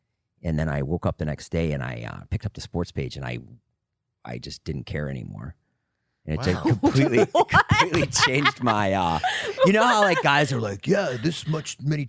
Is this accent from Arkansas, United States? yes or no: no; Boston, Massachusetts, United States